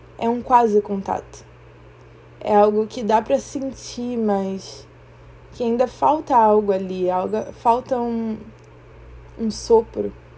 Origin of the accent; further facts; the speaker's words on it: Rio de Janeiro, Brazil; first language Portuguese; also born or lived in Maputo, Mozambique; eu sou moçambicana e criada aqui no Brasil, no Rio de Janeiro. E assim, eu vim pra cá com oito meses de idade